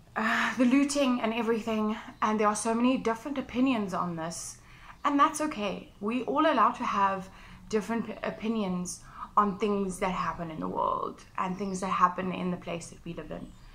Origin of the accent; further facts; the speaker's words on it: South Africa; I'm South African